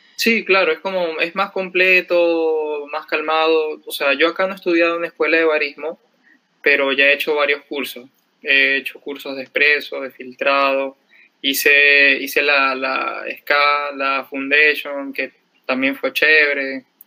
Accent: Cumaná, Sucre, Venezuela; moved away as an adult; also born or lived in Caracas, Venezuela; now in Lima, Peru; soy de Venezuela, de una ciudad que se llama Cumaná

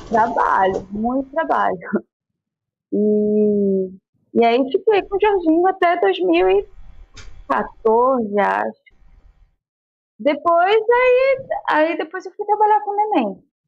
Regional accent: Manaus, Amazonas, Brazil; moved away as an adult; also born or lived in São Paulo; now in Rio de Janeiro, Brazil; a minha terra, porque eu amo morar em Manaus

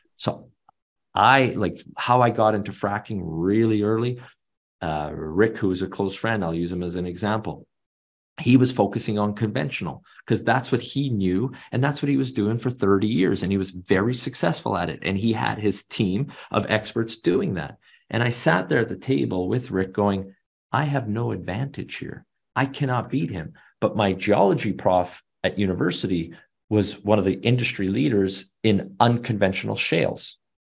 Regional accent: Canada; I'm Canadian, born and raised.

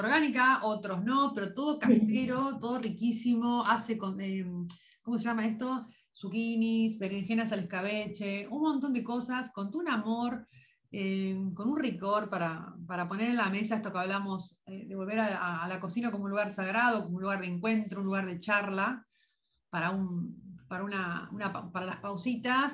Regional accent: Lobos, Buenos Aires Province, Argentina; de mi pueblo, que por supuesto a todo el mundo invito a conocer Lobos

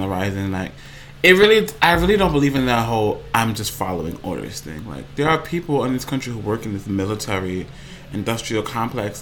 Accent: New York City, New York, United States; from New York my entire life

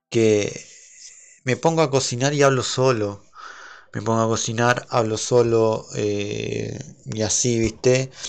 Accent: Argentina; aclaro que soy de Argentina eh, para el que no sepa dónde soy, soy de Argentina.

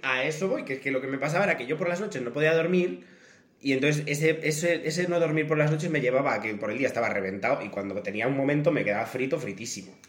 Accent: El Bierzo, Castile and León, Spain; moved away as an adult; also born or lived in Cerdanyola del Vallès; la palabra pizza se dice pizza porque somos del Bierzo

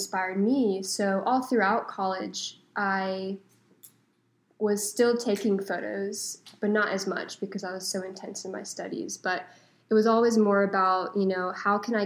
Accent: Charlotte, North Carolina, United States; moved away as an adult; now in Wilmington, United States; I'm originally from Charlotte, North Carolina, and I came here to go to school at UNCW

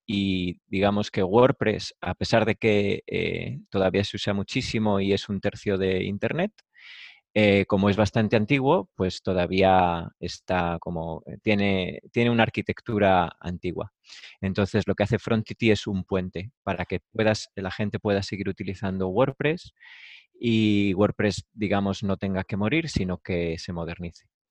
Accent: Valladolid, Castile and León, Spain; moved away as an adult; now in Madrid, Spain; yo soy de Valladolid, me vine a Madrid eh, para montar algo más gordo

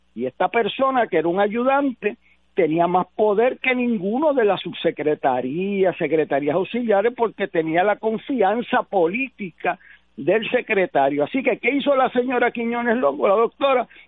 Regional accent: Puerto Rico; nosotros mismos como puertorriqueños

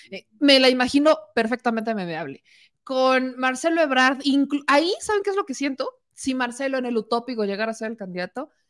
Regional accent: Mexico; Si de por sí somos mexicanos, vamos a memear todo.

